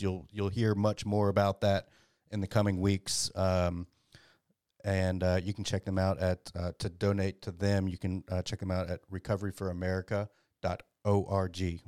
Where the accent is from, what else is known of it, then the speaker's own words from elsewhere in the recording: Dallas, Texas, United States; I grew up in Dallas.